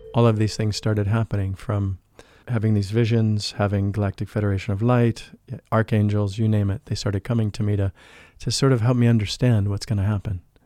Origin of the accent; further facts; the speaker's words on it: St. Louis, Missouri, United States; moved away; I grew up in the Midwest of the United States in Saint Louis